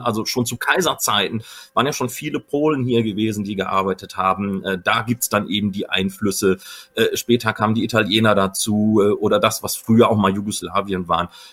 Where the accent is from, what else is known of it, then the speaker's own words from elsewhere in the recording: Recklinghausen, North Rhine-Westphalia, Germany; ich bin auch Westfale